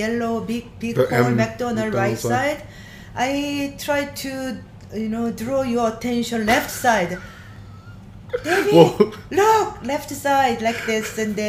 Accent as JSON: {"language": "English", "country": "South Korea", "tie": "born or raised there", "moved": "yes", "said": "I was born in South Korea."}